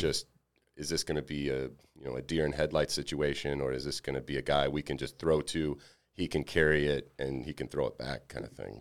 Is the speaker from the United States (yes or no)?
yes; Alabama, United States; moved away as an adult; also born or lived in Mississippi; I was from Alabama